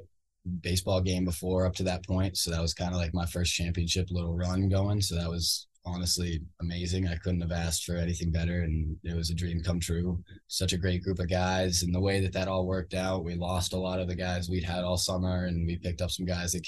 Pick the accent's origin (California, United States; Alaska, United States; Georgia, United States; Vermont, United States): Vermont, United States; I'm from Vermont